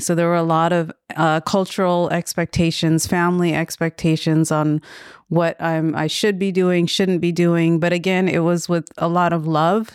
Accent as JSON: {"language": "English", "town": "Daly City", "region": "California", "country": "United States", "tie": "born or raised there", "also_born_or_lived": "Vallejo", "said": "I grew up in Northern California in the Bay Area. Yeah, I was, um, born in Daly City."}